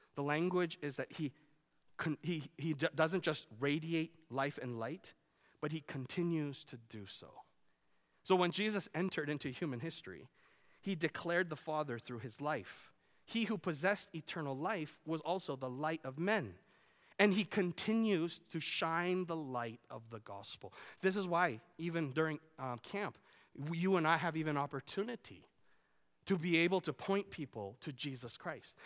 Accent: Vancouver, British Columbia, Canada; now in Iowa, United States; I grew up in Vancouver.

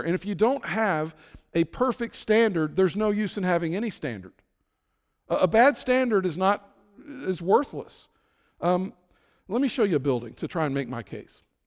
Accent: Florence, Kentucky, United States; now in Terre Haute, United States; my hometown of Florence, Kentucky

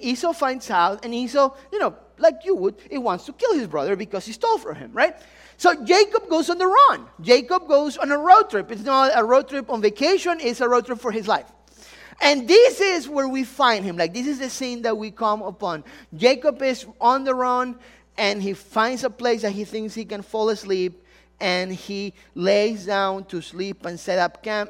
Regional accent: Ecuador; moved away; I'm really from Ecuador. Some of you, if the accent didn't give it away

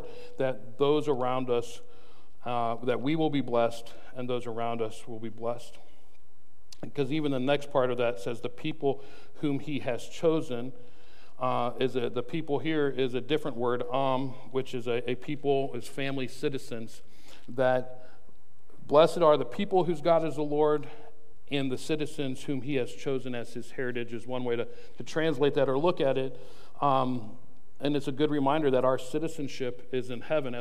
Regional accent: United States; as an American

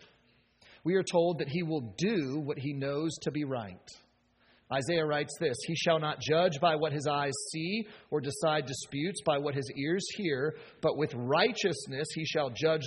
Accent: United States; as American as we are

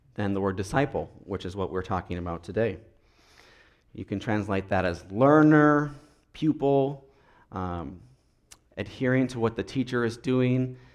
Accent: Minnesota, United States; I'm from Minnesota

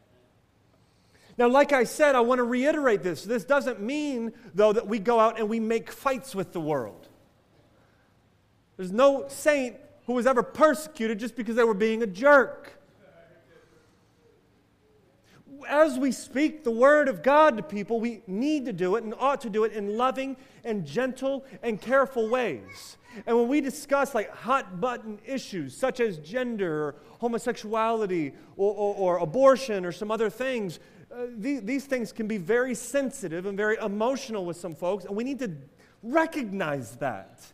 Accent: United States; as American Christians

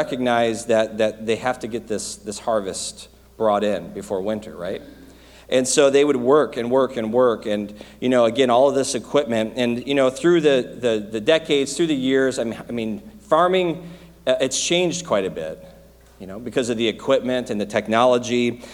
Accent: Michigan, United States; moved away; I grew up in Michigan

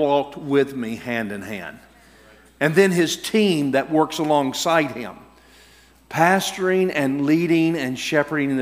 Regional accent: Alabama, United States; I'm from Alabama

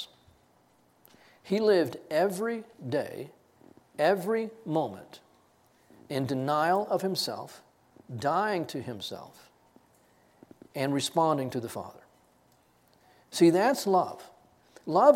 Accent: Texas, United States; I grew up in Texas

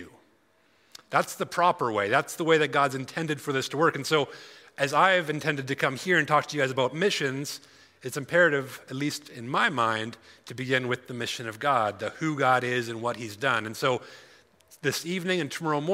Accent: Alberta, Canada; I'm from Alberta

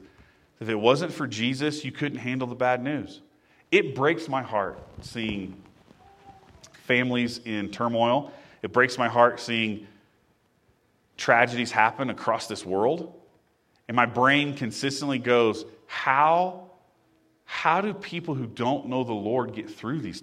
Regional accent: Indiana, United States; growing up in Indiana, there were water wheel

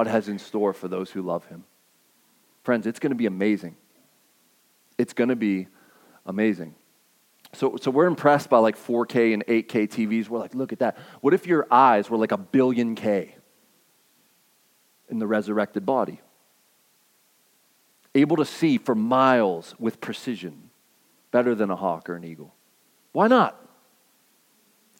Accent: Pittsburgh, Pennsylvania, United States; we're from Pittsburgh

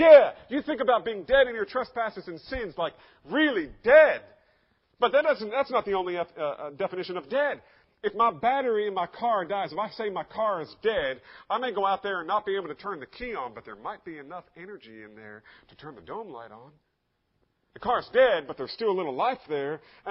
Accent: Bordentown, New Jersey, United States; as a child living in Bordentown, New Jersey. Yeah, I grew up there

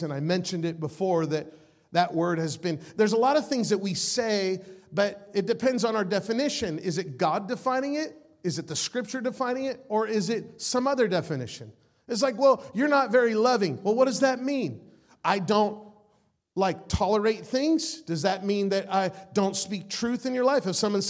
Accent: Las Vegas, Nevada, United States; I'm from Las Vegas

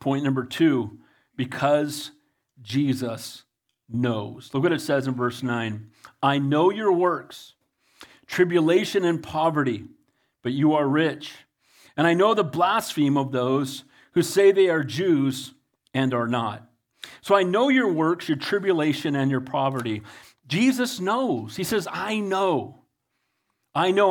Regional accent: United States; I love being an American. I'm blessed to be an American

